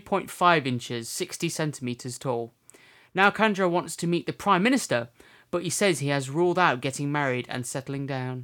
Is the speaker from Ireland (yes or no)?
no; Derbyshire, East Midlands, United Kingdom; we come from Derbyshire. But isn't that just like a county name for Derby? We're in the county of Derbyshire, and our city is Derby.